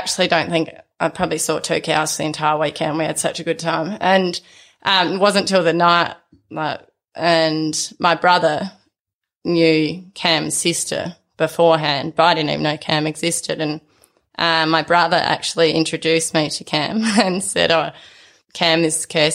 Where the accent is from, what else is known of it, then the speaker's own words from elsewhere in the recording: sheep station just north of Port Augusta, South Australia, Australia; now in Peak Station, Australia; I grew up on a sheep station just north of Port Augusta spent my whole childhood there